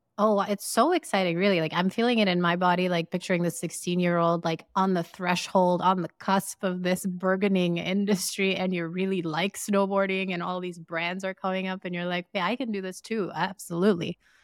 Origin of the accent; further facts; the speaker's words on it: Sierra Leone; we grew up in Sierra Leone in West Africa